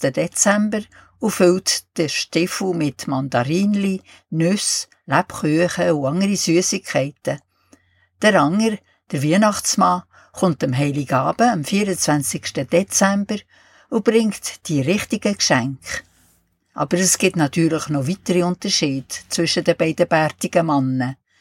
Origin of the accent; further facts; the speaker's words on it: Switzerland; bei uns in der Schweiz